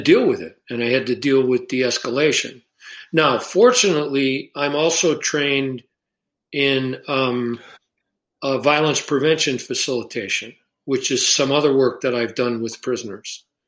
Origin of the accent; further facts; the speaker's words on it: Chicago, Illinois, United States; moved away; I grew up in Chicago